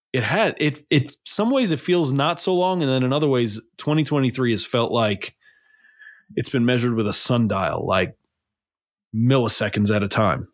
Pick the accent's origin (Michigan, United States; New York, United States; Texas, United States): New York, United States; New York City; I grew up in New York City.